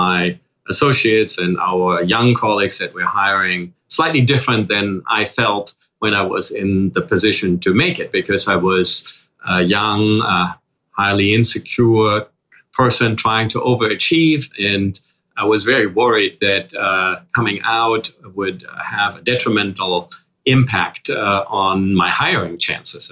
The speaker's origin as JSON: {"language": "English", "country": "Germany", "tie": "born or raised there", "second_language": "English", "moved": "as an adult", "lives_now": "New York, United States", "said": "As you can probably hear already with a slight accent, I grew up in Germany and started my professional life in Germany."}